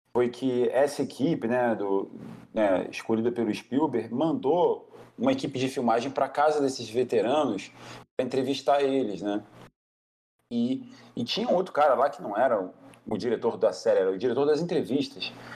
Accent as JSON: {"language": "Portuguese", "country": "Brazil", "said": "Como brasileiro"}